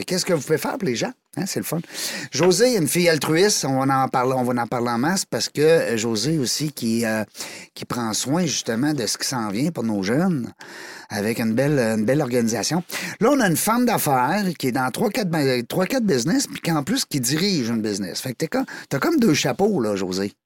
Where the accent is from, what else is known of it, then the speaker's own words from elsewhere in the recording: Amqui, Quebec, Canada; accent: Québécois; ça vient du bas du fleuve, Amqui